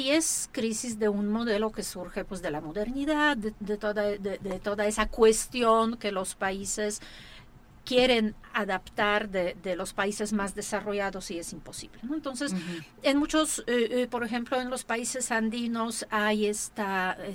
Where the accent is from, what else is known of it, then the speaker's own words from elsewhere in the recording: Mexico; yo creo que sí hay un momento muy bueno para replantear eh, quiénes somos como mexicanos